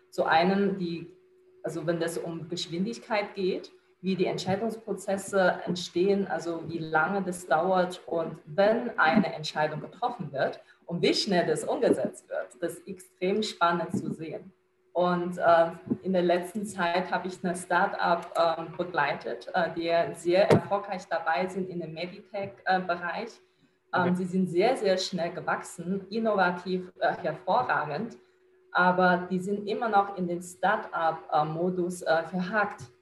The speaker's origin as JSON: {"language": "German", "country": "China", "tie": "born or raised there", "moved": "yes", "lives_now": "Germany", "said": "Ich bin {S1} Chinesin, äh, in China geboren, aufgewachsen. Vor acht Jahren bin ich nach Deutschland gekommen."}